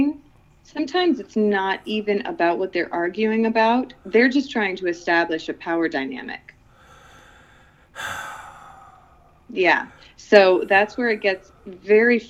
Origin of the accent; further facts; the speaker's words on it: Philippines; moved away; I grew up overseas in the Philippines, actually, and most of my family is still over there. And yeah, that's home. I'm the tallest Filipina you'll ever meet